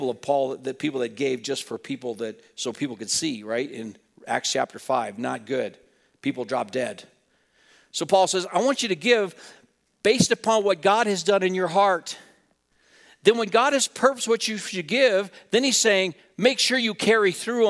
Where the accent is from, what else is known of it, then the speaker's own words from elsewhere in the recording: Wheatland, United States; growing up in Wheatland across the alley from a family